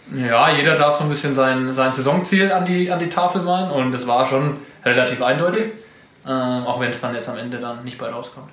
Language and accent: German; Kalchreuth, Bavaria, Germany; moved away as an adult; now in Nuremberg, Germany; Also komme aus Kalchreuth mittlerweile äh, nicht mehr. Mittlerweile wohne ich in Nürnberg. Ähm, aber Elternhaus in Kalchreuth